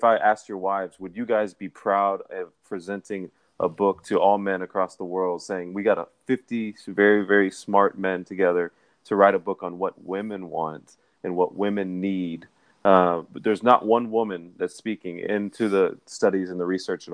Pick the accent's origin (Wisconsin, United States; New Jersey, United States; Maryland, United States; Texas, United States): Texas, United States; Dallas; I'm from Dallas, Texas